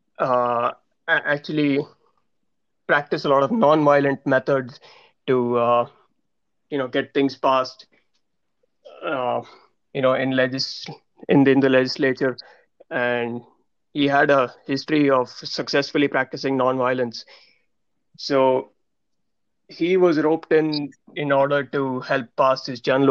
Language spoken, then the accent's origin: English; Mumbai, Maharashtra, India; moved away; we are all from Bombay